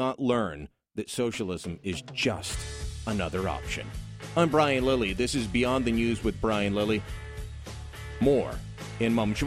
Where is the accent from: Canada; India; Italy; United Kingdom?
Canada; Hamilton, Ontario; now in Ottawa, Canada; I'm from Hamilton